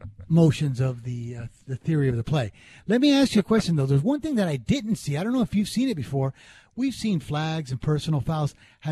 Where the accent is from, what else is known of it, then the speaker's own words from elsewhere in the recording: Las Vegas, Nevada, United States; also born or lived in Hialeah, Florida; I grew up in Vegas, but there was a period when my parents and I had to move back to Florida in Hialeah for 4 years.